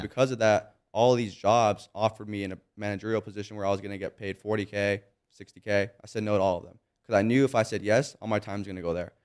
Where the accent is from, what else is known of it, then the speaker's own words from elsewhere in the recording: Monrovia, California, United States; I grew up in Monrovia, California. It's a small little town, kinda close to Pasadena.